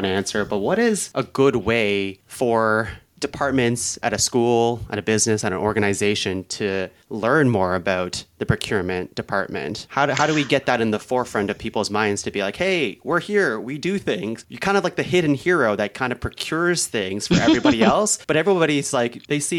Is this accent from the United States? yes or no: no; Canada; I'm from Canada